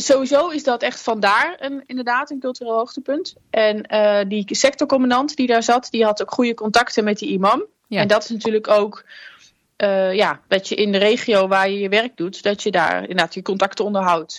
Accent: Netherlands

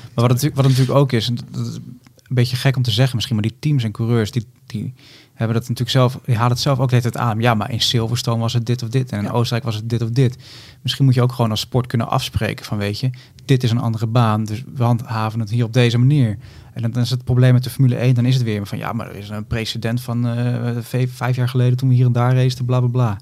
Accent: Netherlands; als Nederlanders

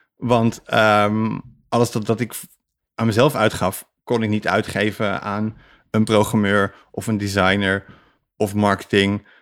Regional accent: Netherlands; als Nederlander

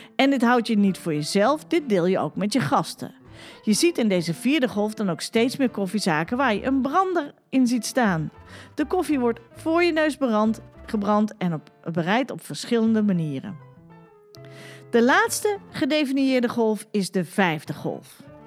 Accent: Utrecht, Netherlands; wij komen uit Utrecht

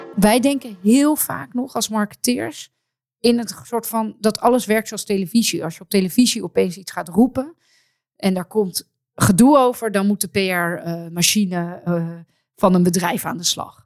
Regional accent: Amsterdam, North Holland, Netherlands; als Amsterdammer

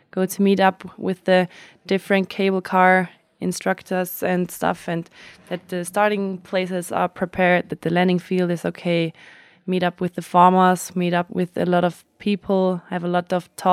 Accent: Flanders, Belgium; English is a second language; I'm from Isterol. Belgium, Limburg.

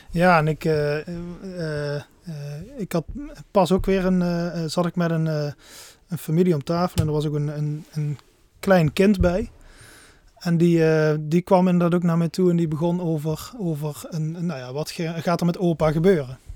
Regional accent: Netherlands; als Nederlanders

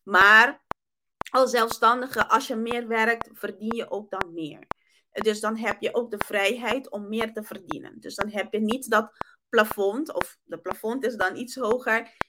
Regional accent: Curaçao; first language Papiamento; Dutch is a second language; ik kom eigenlijk uit Curaçao. Mijn moedertaal is Papiamento, is niet Nederlands.

